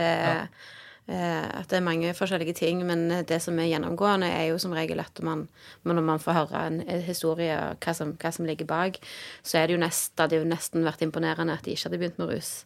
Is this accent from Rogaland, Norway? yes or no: yes; Stavanger, Rogaland, Norway; jeg vokste opp i Bekkefaret